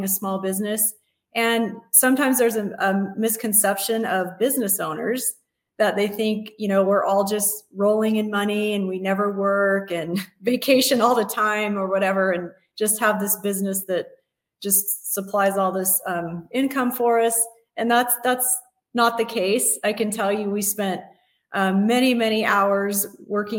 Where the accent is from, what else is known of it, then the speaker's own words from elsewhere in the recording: Las Vegas, Nevada, United States; I was born and raised here in Las Vegas